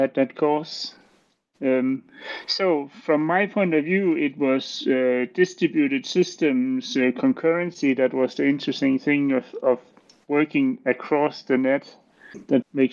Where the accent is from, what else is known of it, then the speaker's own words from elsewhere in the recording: Denmark; I'm from Denmark.